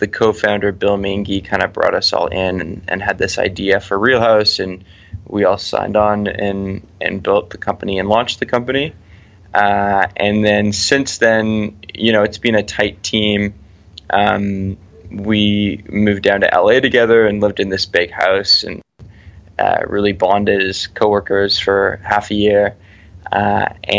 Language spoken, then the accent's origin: English; Vancouver, British Columbia, Canada; we're all from Vancouver